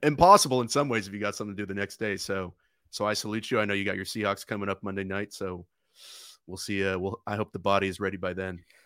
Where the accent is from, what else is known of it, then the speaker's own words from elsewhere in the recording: Oakland, California, United States; I grew up in Oakland